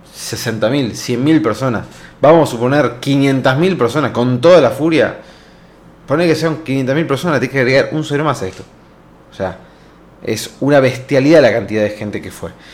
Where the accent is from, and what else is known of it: Argentina